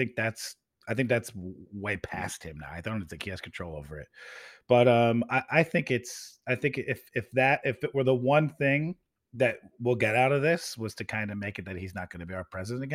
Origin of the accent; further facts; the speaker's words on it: United States; And that's where I'm at as a voter, as an American, as a Democrat.